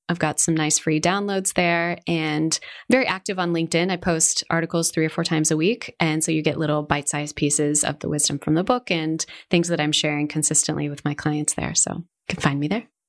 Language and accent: English; Seattle, Washington, United States; moved away as an adult; also born or lived in California; now in Spain; I grew up in Seattle.